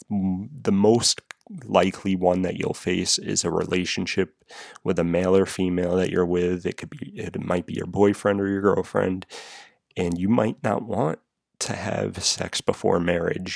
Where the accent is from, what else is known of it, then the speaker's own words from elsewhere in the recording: New England, United States; I'm from New England.